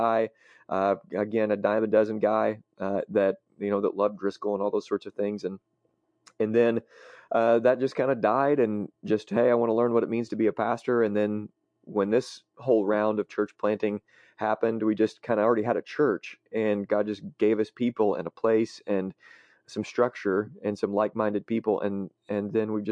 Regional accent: Marion, United States; the town that I grew up in Marion

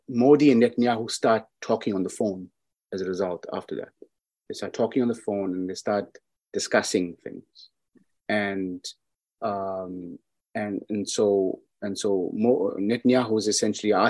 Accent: South Africa; I'm from South Africa

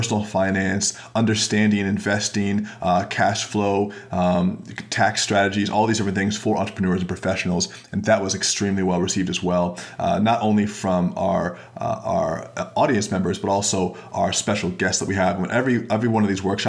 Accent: Florida, United States; now in Pacific Northwest, United States; I'm from Florida originally

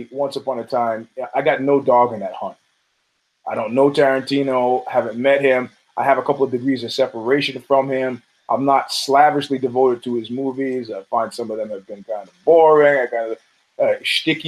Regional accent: New York, United States; as a New Yorker

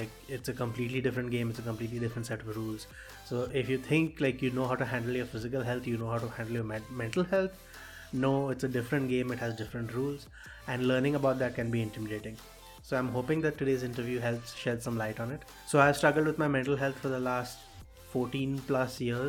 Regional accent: Kolkata, West Bengal, India; I'm from Calcutta

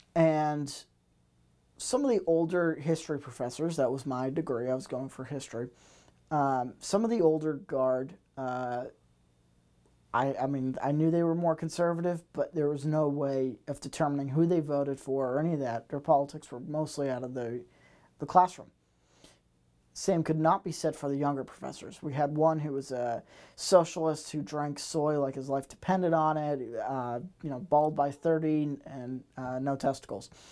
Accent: Massachusetts, United States; moved away; I am from Massachusetts originally

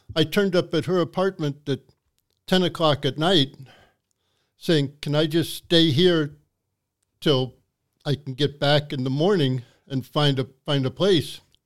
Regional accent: New York City, New York, United States; moved away as an adult; also born or lived in Wisconsin / Anchorage; now in Nome, United States; I grew up in New York City

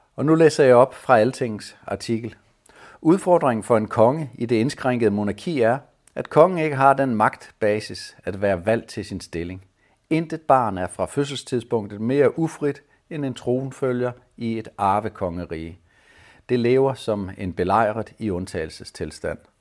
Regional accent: Denmark

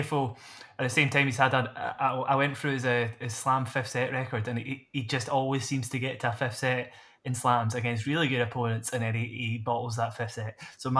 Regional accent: Scotland, United Kingdom; It's no secret we're Scottish.

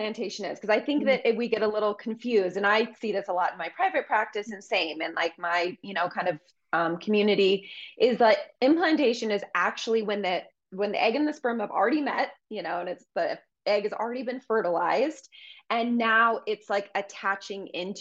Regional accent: Colorado, United States; moved away; I'm from Colorado originally. So I moved back home.

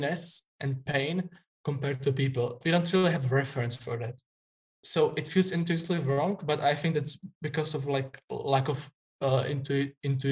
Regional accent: Czechia; I'm from Czech Republic. It's in the heart of Europe.

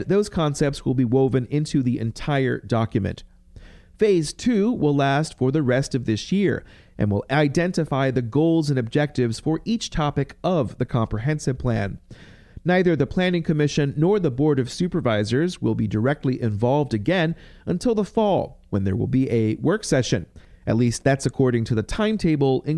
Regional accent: Campbell County, Virginia, United States; I grew up in Campbell County, and I'm always spending a lot of time there

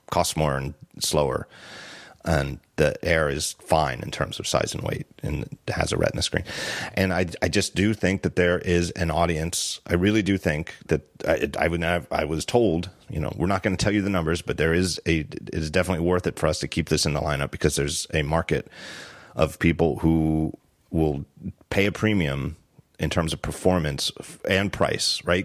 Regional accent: Philadelphia, Pennsylvania, United States; I'm from Philly

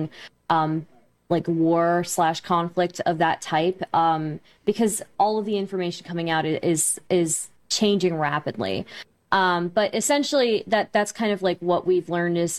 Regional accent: United States; I was born and raised in America. My family is from India originally.

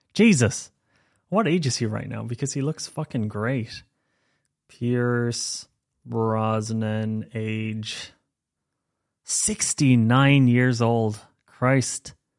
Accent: Ireland; accent: Irish; moved away as an adult; I am Irish. I grew up in Ireland, first twenty years

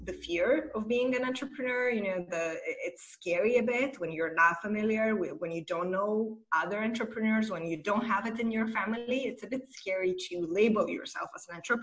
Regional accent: Moldova; moved away as an adult; now in Romania; I'm originally from Republic of Moldova, and I moved to Romania a few years ago.

